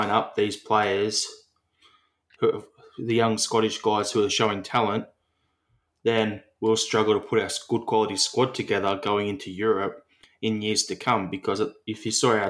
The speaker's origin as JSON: {"language": "English", "country": "Australia", "said": "as an Australian Celtic fan"}